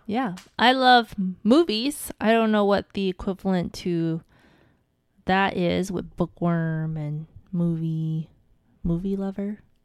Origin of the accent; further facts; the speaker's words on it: Hawaii, United States; I'm from Hawaii